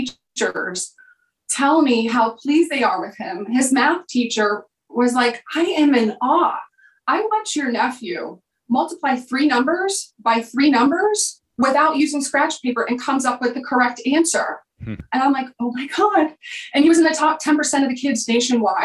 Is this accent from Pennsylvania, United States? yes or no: yes; Bloomsburg, Pennsylvania, United States; I grew up in Pennsylvania in a small town called Bloomsburg